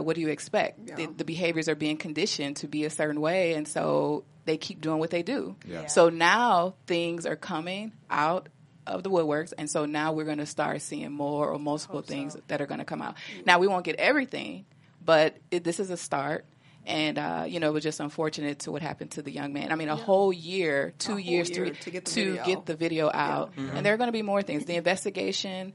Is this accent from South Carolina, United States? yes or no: no; Chicago, Illinois, United States; I'm from Chicago. Mm-hmm. Well, I live right outside of Chicago